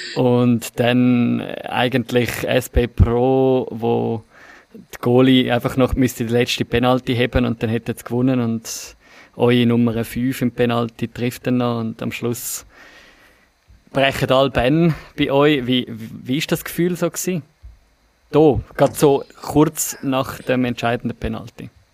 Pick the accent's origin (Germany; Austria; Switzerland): Switzerland; Bei uns in der Schweiz